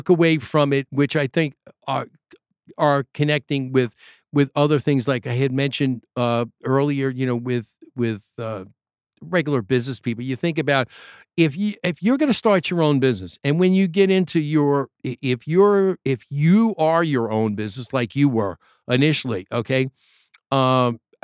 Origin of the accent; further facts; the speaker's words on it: New York, United States; I'm from New York